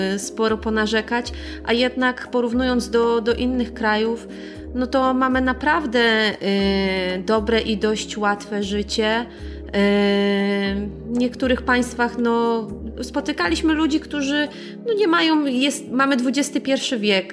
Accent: Poland; pochodzimy z innego kraju

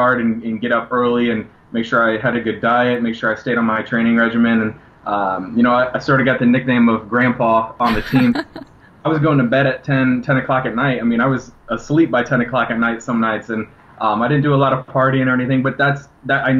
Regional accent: Washington, Illinois, United States; moved away; a lot of people in my hometown who were always rooting for me and always had that belief

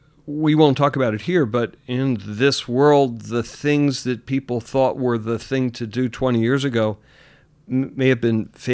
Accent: Philadelphia, Pennsylvania, United States; Philadelphia, an affordable city in my hometown, but an affordable city to begin with.

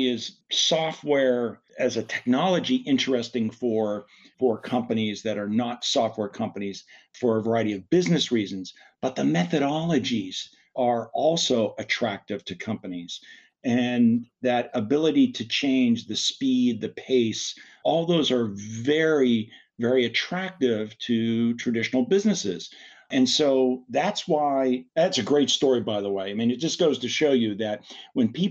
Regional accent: Pittsburgh, Pennsylvania, United States; I'm from Pittsburgh

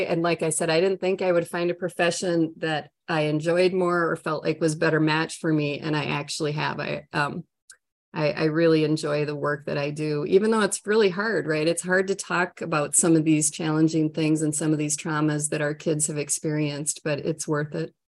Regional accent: Minnesota, United States; accent: Minnesota, long O's; moved away as an adult; now in Florida, United States; I'm from Minnesota with my long O's and my nice Norwegian accent

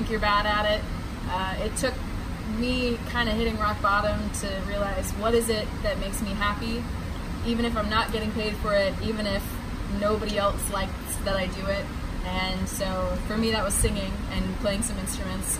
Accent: North Carolina, United States; now in New York, United States; I've lived in New York for about 5 years, but I'm originally from North Carolina, and that's where I call home right now

